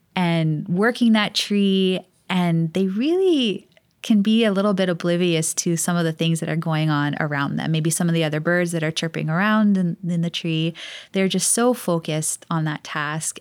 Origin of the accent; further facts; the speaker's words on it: Hawaii, United States; growing up in Hawaii